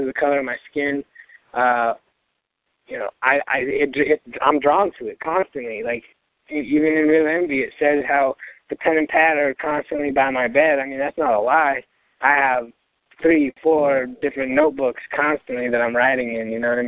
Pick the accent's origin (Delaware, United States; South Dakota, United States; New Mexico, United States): New Mexico, United States; Albuquerque; I was born in Albuquerque, New Mexico, over in the International District, or otherwise known as the War Zone.